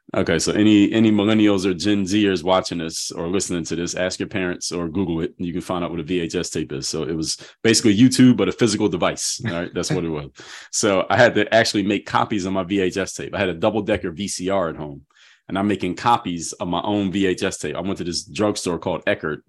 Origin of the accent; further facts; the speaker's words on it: Philadelphia, Pennsylvania, United States; I'm from Philadelphia